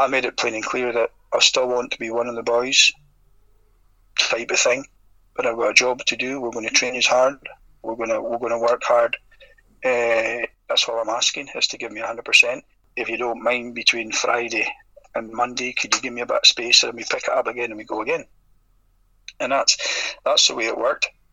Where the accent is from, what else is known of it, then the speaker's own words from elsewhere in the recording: Merkinch, Scotland, United Kingdom; I'm from the Merkins